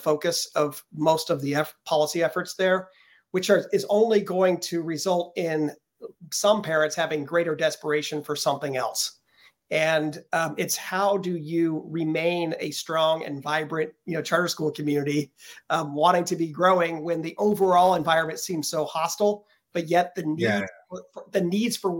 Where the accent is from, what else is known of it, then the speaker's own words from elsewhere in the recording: Denver, Colorado, United States; my hometown, Denver